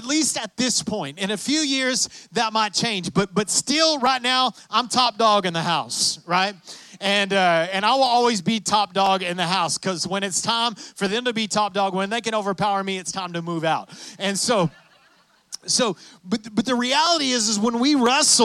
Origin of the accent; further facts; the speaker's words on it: West Texas, United States; I'm from West Texas